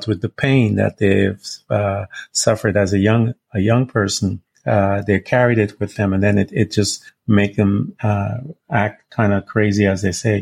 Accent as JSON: {"language": "English", "region": "Florida", "country": "United States", "said": "I'm from Florida"}